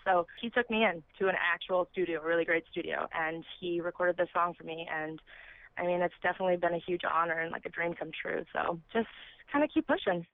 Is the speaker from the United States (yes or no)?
yes; south suburbs of Chicago, Illinois, United States; also born or lived in Los Angeles, California; now in Arizona, United States; I'm from um, the south suburbs of Illinois, so that's where I grew up